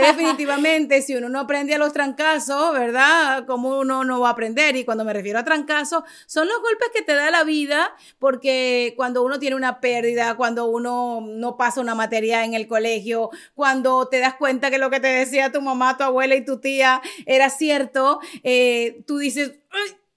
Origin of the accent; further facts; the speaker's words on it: Caracas, Capital District, Venezuela; moved away as an adult; now in United States; yo soy venezolana, nacida en Caracas